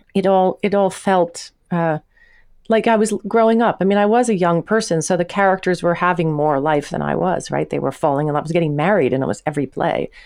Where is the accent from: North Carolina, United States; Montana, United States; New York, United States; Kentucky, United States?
New York, United States; Long Island; also born or lived in Manhasset / Manhattan; now in New York, United States; I'm a girl from Long Island